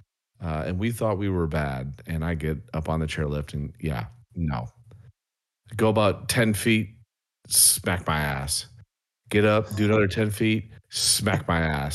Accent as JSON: {"language": "English", "region": "Wisconsin", "country": "United States", "moved": "yes", "lives_now": "the South, United States", "said": "I'm actually from Wisconsin"}